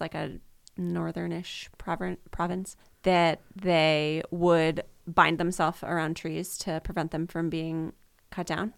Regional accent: Ellicott City, Maryland, United States; I grew up in Ellicott City, Maryland.

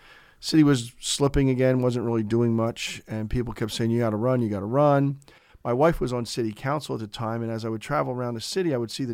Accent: Easton, Pennsylvania, United States; I was born and raised on the South Side.

